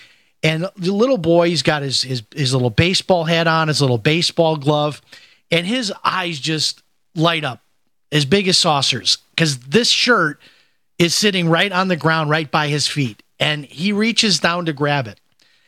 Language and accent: English; Chicago, Illinois, United States; And it's kind of like it how it used to be when I grew up in Chicago. We would go to the White Sox games